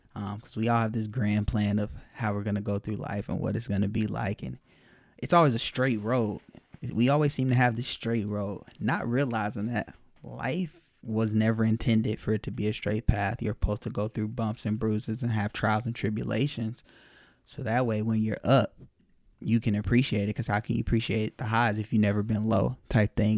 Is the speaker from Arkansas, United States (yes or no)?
no; Las Vegas, Nevada, United States; moved away as an adult; also born or lived in Los Angeles; I'm from Vegas and still got a lot of family out there